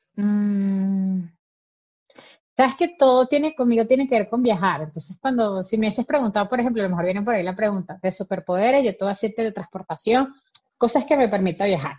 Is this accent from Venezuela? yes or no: yes; Venezuelan Andes, Venezuela; como buen gocho